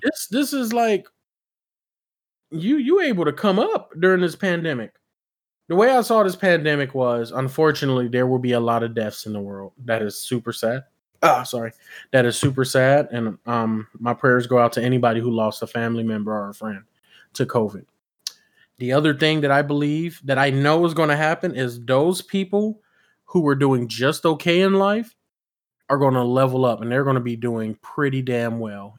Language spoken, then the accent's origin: English; West Coast, United States; I'm from the West Coast